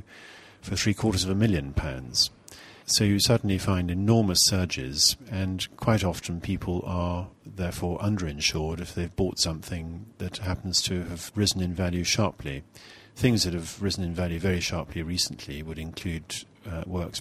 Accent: Scotland, United Kingdom; being rather Scottish

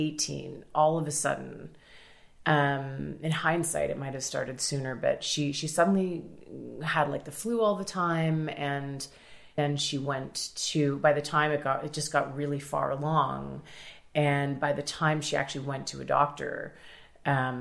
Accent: Toronto, Ontario, Canada; I grew up in Toronto, like pretty solidly middle class most of my life

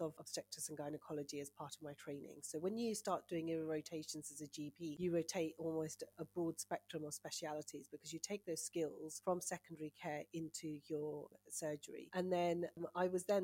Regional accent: Punjab, Pakistan; now in United Kingdom; I'm Punjabi, I speak Punjabi and Urdu fluently, I'm from Pakistan.

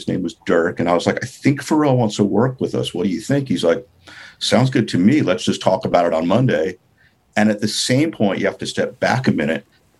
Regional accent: New York City, New York, United States; moved away as an adult; also born or lived in Los Angeles / Herzogenaurach, Germany; growing up in New York and moving

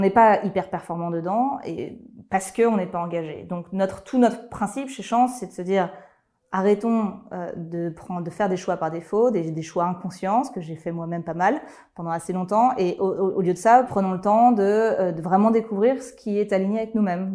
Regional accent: Lyon, Auvergne-Rhône-Alpes, France; je suis lyonnaise d'origine

